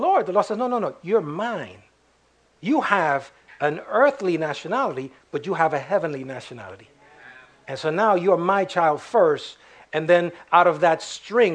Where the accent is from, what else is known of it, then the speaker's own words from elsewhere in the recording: New York, United States; also born or lived in Puerto Rico; I was born in New York, and I was raised in Harlem